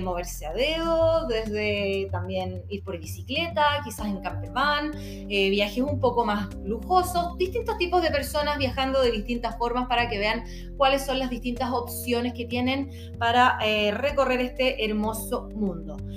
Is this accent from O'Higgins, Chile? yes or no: no; Santiago, Santiago Metropolitan Region, Chile; soy de Santiago de Chile